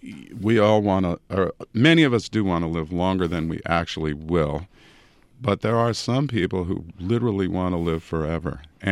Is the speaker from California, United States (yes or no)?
yes; California, United States; And I grew up actually in the San Francisco Bay Area and often visited my grandmother who lived in San Francisco.